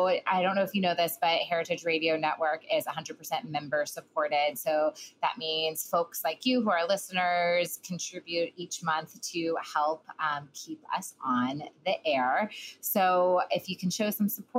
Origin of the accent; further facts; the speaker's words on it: the South, United States; I was from the South